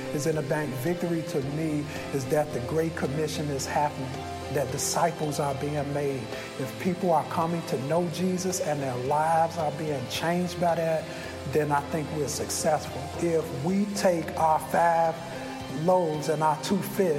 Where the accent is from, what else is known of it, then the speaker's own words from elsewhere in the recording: Chicago, Illinois, United States; I grew up here in the Roseland community